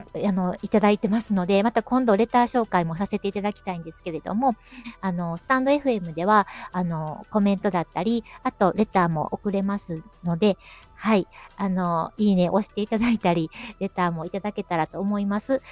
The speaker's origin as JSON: {"language": "Japanese", "region": "Kyoto", "country": "Japan", "tie": "born or raised there", "accent": "Kansai dialect", "said": "私みたいに京都に生まれ育ってても"}